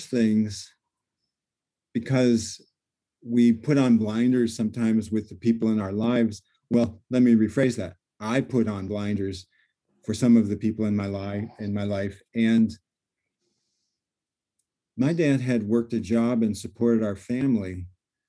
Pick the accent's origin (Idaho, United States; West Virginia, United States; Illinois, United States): Illinois, United States; also born or lived in Seattle, United States; I came back from the West Coast to Illinois